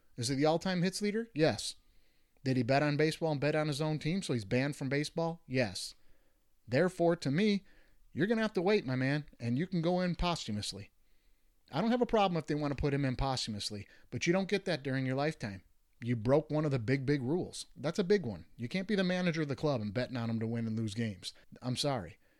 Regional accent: Detroit, Michigan, United States; I grew up in Detroit

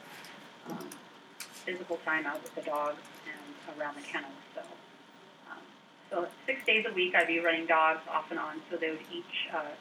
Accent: Ketchikan, Alaska, United States; also born or lived in Pitkas Point, Alaska; growing up in Ketchikan, I always knew about the Iditarod, but being so far away from it in Southeast Alaska

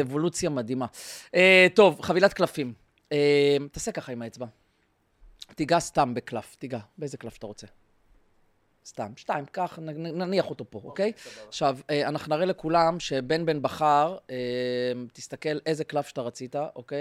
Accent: Israel; אנחנו ישראלים, ישראלים

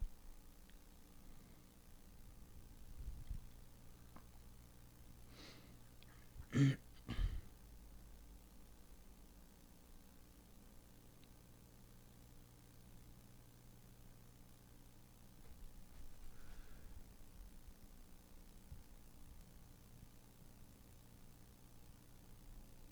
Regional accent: Michigan, United States; That's my accent. Hey, I'm from Michigan

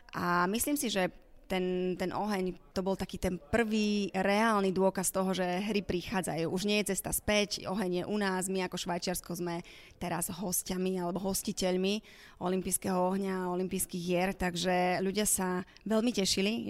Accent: Slovakia; som teda Slovenka

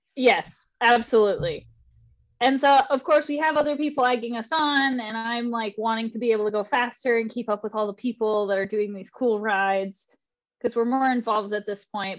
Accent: Spirit Lake, Idaho, United States; I'm originally from Idaho

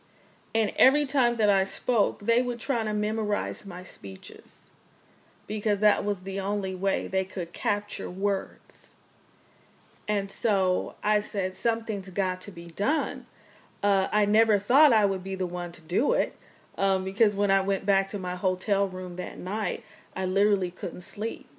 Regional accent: Los Angeles, California, United States; I'm from Los Angeles. I often make people laugh because I say I'm the little black girl from Crenshaw and Vernon in the Crenshaw district of Los Angeles.

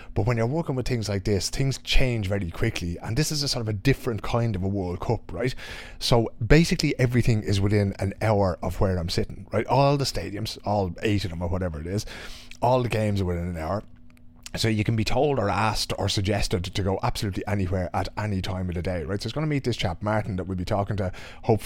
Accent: Dublin, Leinster, Ireland; I grew up in Dunnycarney in Dublin

